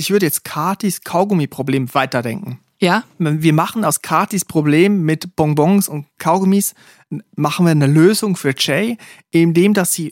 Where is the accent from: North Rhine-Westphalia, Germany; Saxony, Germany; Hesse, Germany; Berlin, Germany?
North Rhine-Westphalia, Germany; Siegerland; Wie man bei uns im Siegerland sagt, Bombchen